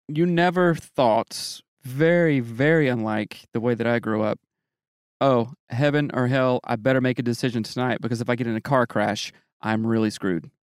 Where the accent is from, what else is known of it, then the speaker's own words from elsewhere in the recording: Greer, South Carolina, United States; moved away; I grew up in the South